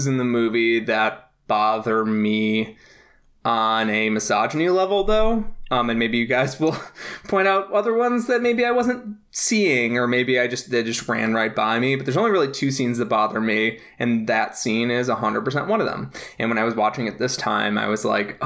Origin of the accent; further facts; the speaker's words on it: United States; an American